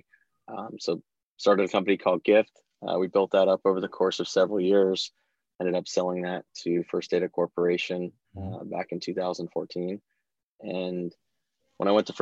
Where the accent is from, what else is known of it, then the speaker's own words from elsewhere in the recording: Bay Area, California, United States; I was born and raised in the Bay Area